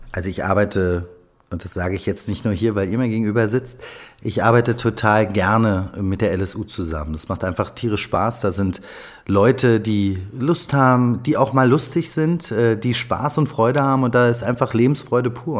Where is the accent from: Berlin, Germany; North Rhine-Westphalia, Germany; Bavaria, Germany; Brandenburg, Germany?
Berlin, Germany; ich bin waschechter Berliner, bin hier geboren, ich liebe diese Stadt